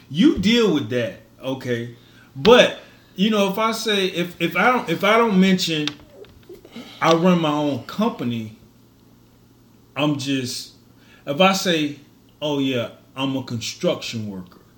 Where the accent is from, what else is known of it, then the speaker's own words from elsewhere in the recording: Miami, Florida, United States; Yeah, I'm from I'm from Miami.